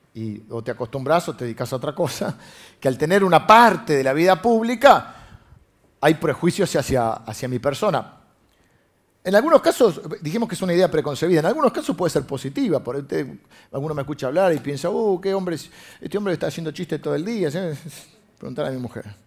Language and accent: Spanish; Buenos Aires, Argentina; nosotros los de Buenos Aires